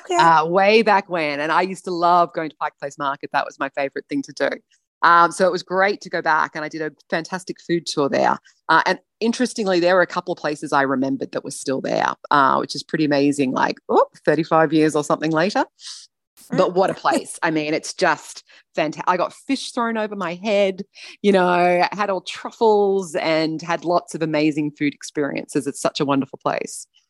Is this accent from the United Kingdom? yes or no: no; Australia; as Australian